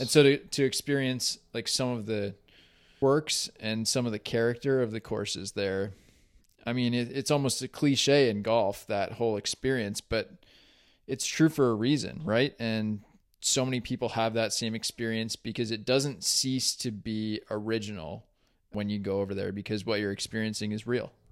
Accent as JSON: {"language": "English", "town": "Williamstown", "region": "Massachusetts", "country": "United States", "tie": "born or raised there", "said": "I grew up in Williamstown."}